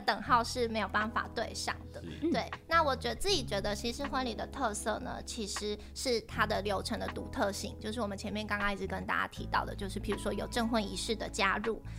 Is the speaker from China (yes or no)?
no; Taiwan; first language Chinese; also born or lived in Phuket, Thailand; 我是，呃，领着泰国护照，但是我是台湾出生的小孩